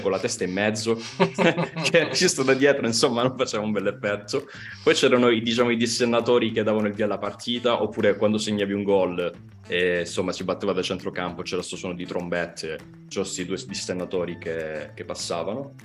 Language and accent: Italian; Crotone, Calabria, Italy; io sono di Crot- vengo da Crotone